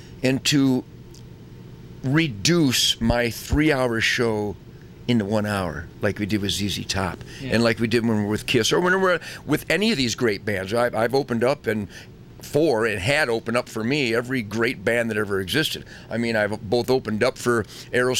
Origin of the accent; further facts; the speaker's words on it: Detroit, Michigan, United States; I'm from Detroit